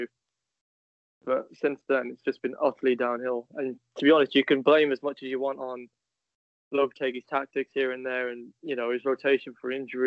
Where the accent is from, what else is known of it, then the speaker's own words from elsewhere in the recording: United Kingdom; being British